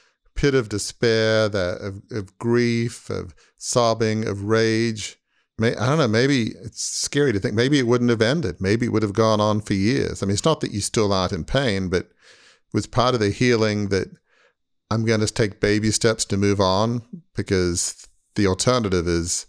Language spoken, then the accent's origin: English; Australia; which I grew up in Australia, so all Australians love tennis, obviously.